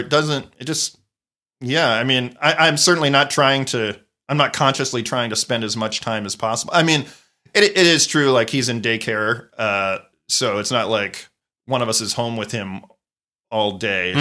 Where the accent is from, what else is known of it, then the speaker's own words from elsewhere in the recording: Wilmington, Delaware, United States; moved away; I grew up in Wilmington, Delaware, which is a half hour from Philadelphia